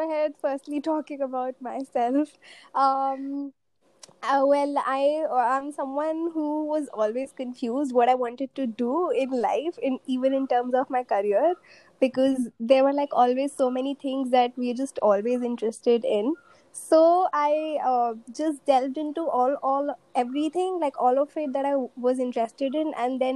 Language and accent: English; Delhi, India; I'm from Delhi